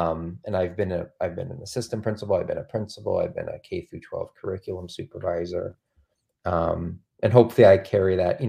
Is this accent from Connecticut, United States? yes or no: yes; Trumbull, Connecticut, United States; I was one of those students, growing up in Trumbull, Connecticut.